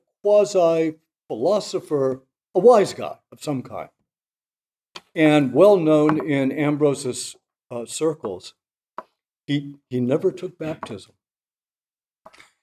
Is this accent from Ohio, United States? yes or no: no; Virginia, United States; my Protestant friends growing up in Virginia